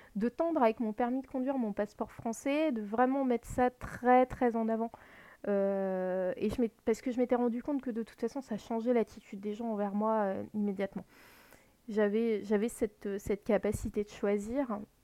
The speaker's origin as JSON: {"language": "French", "area": "Lorraine", "region": "Grand Est", "country": "France", "tie": "born or raised there", "said": "je suis née en Lorraine"}